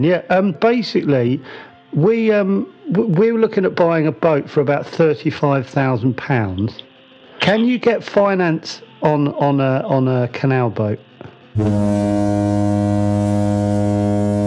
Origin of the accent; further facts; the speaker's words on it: England, United Kingdom; I'm British and I was born in England